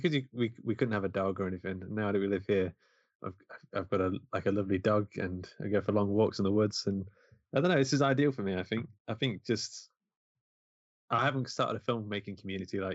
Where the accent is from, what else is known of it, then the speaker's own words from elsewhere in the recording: Mansfield, East Midlands, United Kingdom; moved away; also born or lived in London; I'm from Mansfield, it's like a mining town in the middle of England